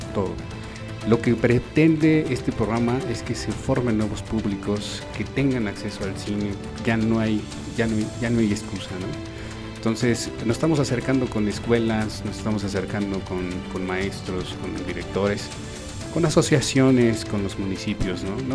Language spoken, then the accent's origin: Spanish; Mexico City, Mexico; nosotros somos de la Ciudad de México